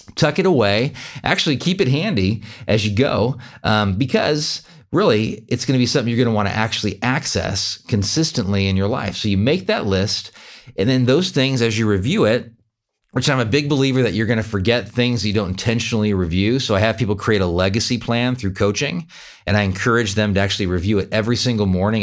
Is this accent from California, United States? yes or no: yes; Sacramento, California, United States; moved away as an adult; also born or lived in Fair Oaks, California / Eugene, Oregon; now in Wichita, United States; I grew up in Sacramento, but I live in Kansas